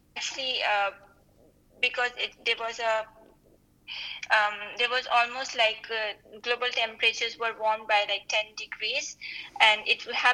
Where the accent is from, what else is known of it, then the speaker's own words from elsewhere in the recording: the mountains near the Himalayas, India; I am from India, and I'm from the mountains near the Himalayas